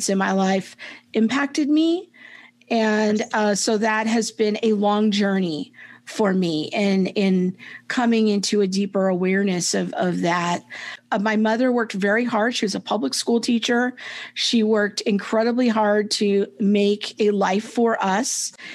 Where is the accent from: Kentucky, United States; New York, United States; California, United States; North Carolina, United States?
California, United States; Southern; I was raised in Southern California by a single mom